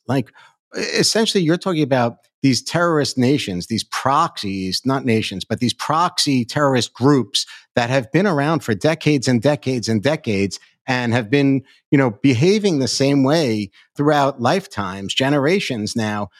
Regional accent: New York, United States; as a New Yorker

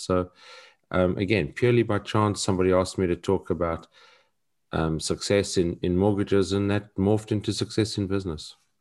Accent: South Africa; growing up in South Africa and having a different narrative

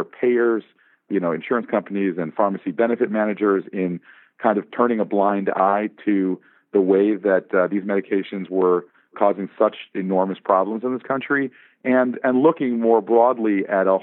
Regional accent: Southfield, Michigan, United States; moved away as an adult; also born or lived in Chicago; now in Los Angeles, United States; I grew up in Southfield, Michigan. I count myself as a faithful member of the Michigan diaspora out here in Los Angeles

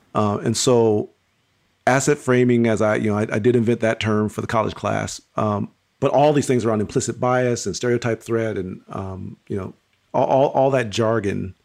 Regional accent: Pontiac, Michigan, United States; I was born and raised in Pontiac, Michigan.

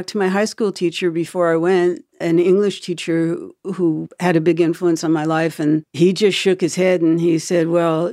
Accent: the North, United States; I'm a girl from the North

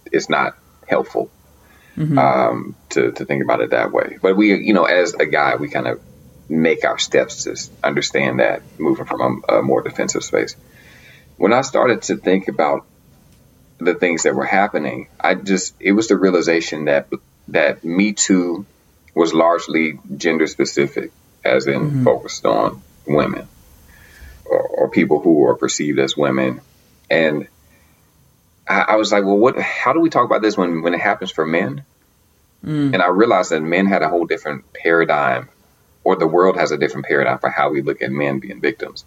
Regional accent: Arkansas, United States; moved away as an adult; now in Boston, United States; I'm normally based here. I'm also from Arkansas. Been there for 7 years. Doesn't make me a Bostonian

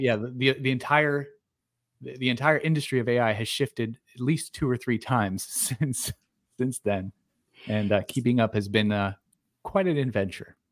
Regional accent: Pennsylvania, United States; moved away as an adult; also born or lived in California; I was born and raised in small town Pennsylvania

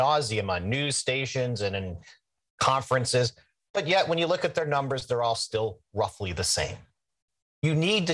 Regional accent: Midwest, United States; I'm an Irish Catholic boy from the Midwest.

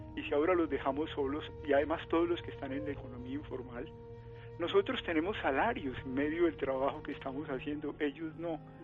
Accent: Colombia

